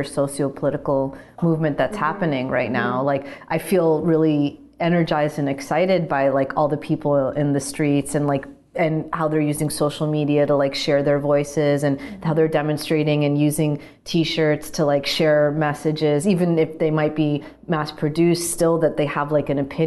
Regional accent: New York, United States; I grew up in New York

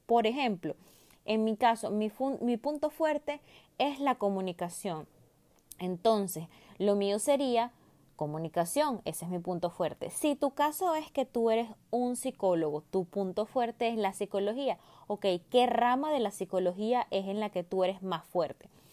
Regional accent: Venezuela; moved away; una empresa en mi país natal, Venezuela

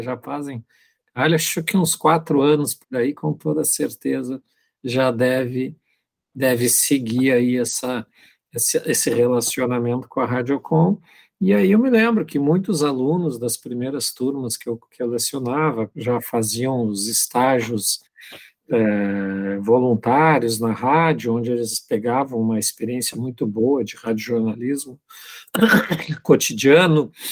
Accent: Pelotas, Rio Grande do Sul, Brazil; moved away as an adult; also born or lived in Frederico Westphalen; eu sou natural de Pelotas, mas eu estava há muito tempo fora de Pelotas, há quase 20 anos longe de Pelotas.

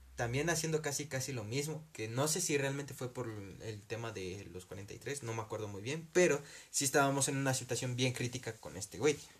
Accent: Mexico; como mexicanos

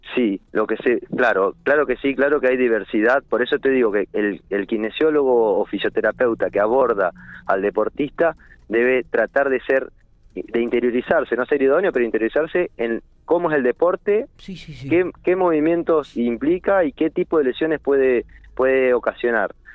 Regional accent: General Pico, La Pampa, Argentina; moved away as an adult; yo desde que vine a Pico en el año 2000, que soy de Pico, pero desde que me recibí volví

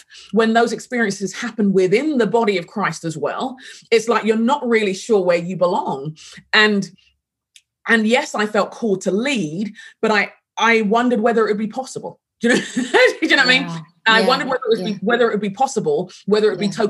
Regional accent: London, United Kingdom; moved away as an adult; also born or lived in Sheffield; I grew up in London and grew up in England

